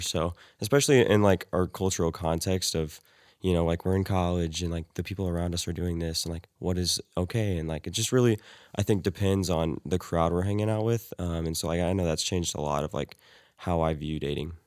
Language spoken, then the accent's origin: English; Weatherford, Texas, United States; I'm from Weatherford, Texas.